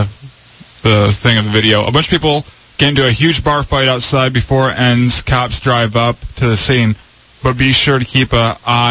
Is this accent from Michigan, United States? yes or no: yes; Michigan, United States; From being from Michigan